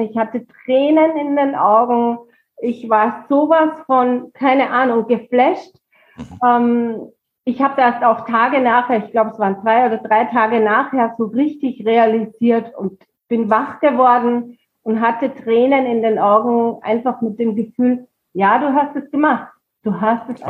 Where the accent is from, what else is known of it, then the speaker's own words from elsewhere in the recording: Pongau, Salzburg, Austria; moved away as an adult; now in Büchenbach, Germany; ich komme aus Österreich, äh, mhm. aus dem schönen Bundesland Salzburg, da aus dem Pongau